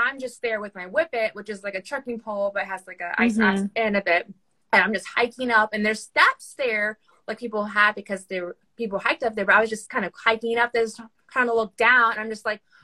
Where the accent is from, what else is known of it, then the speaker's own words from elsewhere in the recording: Houston, Texas, United States; I'm from Houston, like Houston concrete jungle